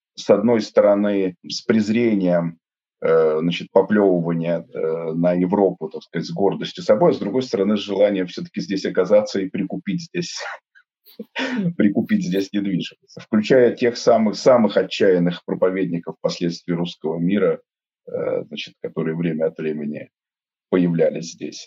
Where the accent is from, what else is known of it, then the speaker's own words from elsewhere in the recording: Saint Petersburg, Russia; moved away as an adult; я родился в Петербурге